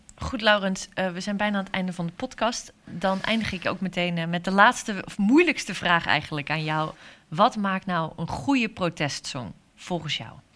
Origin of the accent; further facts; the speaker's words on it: Hoeksche Waard, South Holland, Netherlands; Ik ben geboren in de Hoekse Waard